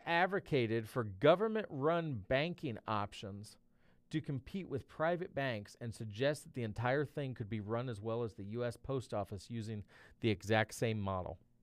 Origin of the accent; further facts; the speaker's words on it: Tennessee, United States; now in Missouri, United States; My home state of Tennessee